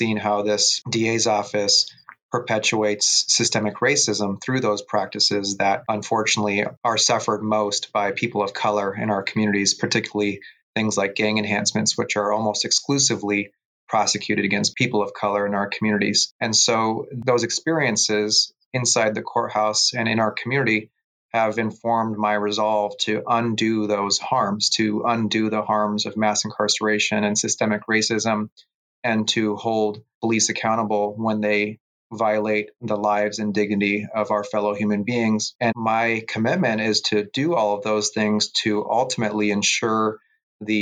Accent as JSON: {"language": "English", "town": "San Jose", "region": "California", "country": "United States", "tie": "born or raised there", "said": "I've been a public defender for 13 years here in Santa Clara County, my hometown of San Jose"}